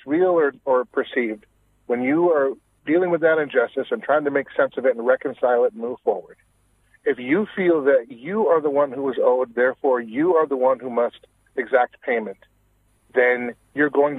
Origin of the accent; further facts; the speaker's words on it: Washington, United States; I'm originally from Washington State.